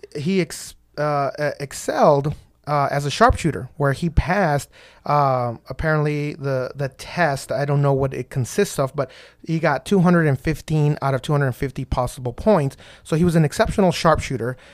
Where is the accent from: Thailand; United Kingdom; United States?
United States; Texas; I'm from Texas